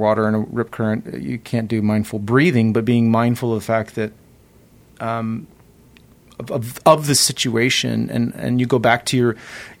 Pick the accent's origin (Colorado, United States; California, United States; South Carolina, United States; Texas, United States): California, United States; San Diego; I grew up in San Diego. I grew up swimming in the ocean